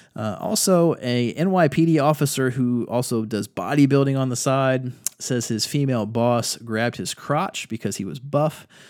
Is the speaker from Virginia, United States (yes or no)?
yes; Virginia Beach, Virginia, United States; now in North Carolina, United States; I'm from Virginia Beach